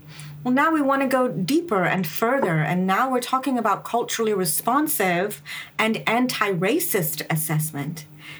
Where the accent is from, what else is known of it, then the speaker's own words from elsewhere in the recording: England, United Kingdom; also born or lived in United States; I am a person of color, and I grew up in England and the U.S. I'm Indian. My parents are immigrants.